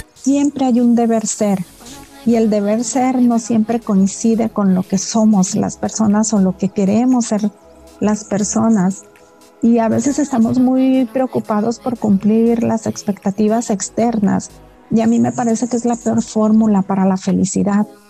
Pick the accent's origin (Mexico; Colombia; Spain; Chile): Mexico; Los Mochis, Sinaloa; moved away as an adult; now in Guadalajara, Mexico; a mí la ciudad de los mochis ya me quedaba chica, yo soy de Sinaloa